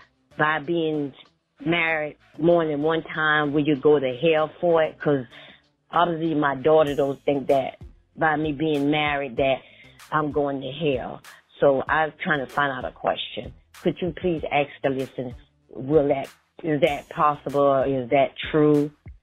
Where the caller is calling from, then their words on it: South Carolina, United States; Hey, I'm calling from South Carolina